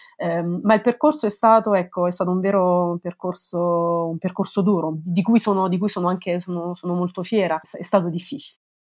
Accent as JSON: {"language": "Italian", "country": "Italy", "moved": "as an adult", "lives_now": "Limoges, France", "said": "dover lasciare il mio paese"}